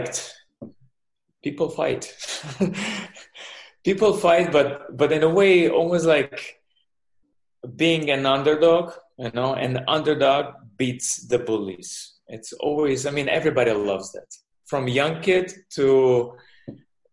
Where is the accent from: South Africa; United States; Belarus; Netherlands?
Belarus; English is a second language; moved away; also born or lived in Israel; I born in the Soviet Union. Now it's Belarus. To Russian parents. started boxing young, age 7, and just growing up there, and then moving to Israel with my parents